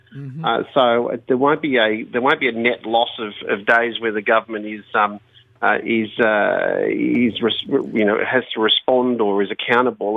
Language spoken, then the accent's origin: English; Bankstown, New South Wales, Australia; I grew up in Bankstown